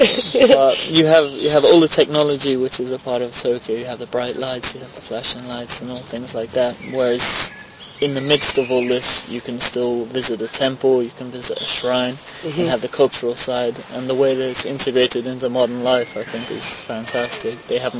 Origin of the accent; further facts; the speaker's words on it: Oberursel, Hesse, Germany; now in Japan; because I grew up in Ober Ursel as well, it's quite a rural place, out in the sticks a little bit